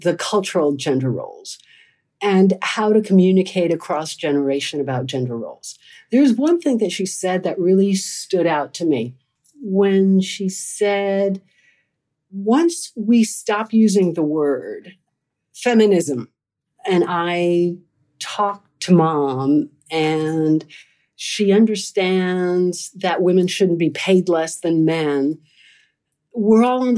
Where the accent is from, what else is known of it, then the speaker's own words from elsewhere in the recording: Cuba; now in United States; I was born in Cuba. I've lived all over the United States